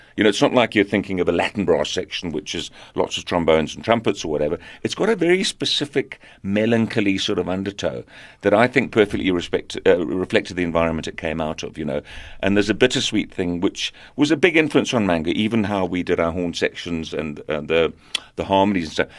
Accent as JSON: {"language": "English", "country": "South Africa", "tie": "born or raised there", "also_born_or_lived": "Zambia", "said": "growing up in South Africa"}